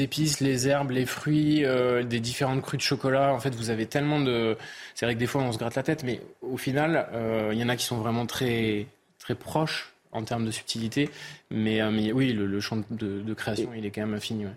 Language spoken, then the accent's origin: French; the South-West, south-west France, France; je suis du Sud-Ouest, le Pays Basque n'étant pas loin.